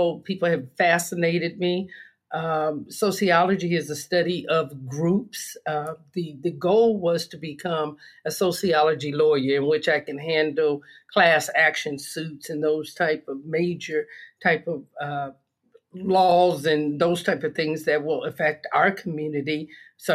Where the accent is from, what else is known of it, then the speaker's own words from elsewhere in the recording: Los Angeles, California, United States; I'm a native of California. I was born and raised in Los Angeles.